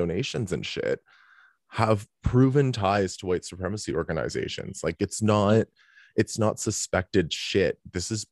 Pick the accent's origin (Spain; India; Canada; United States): Canada; I'm Canadian